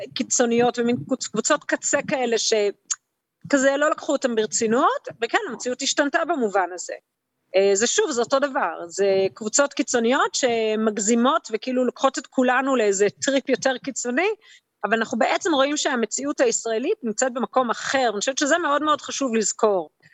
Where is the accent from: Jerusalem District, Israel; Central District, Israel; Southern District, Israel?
Jerusalem District, Israel; Jerusalem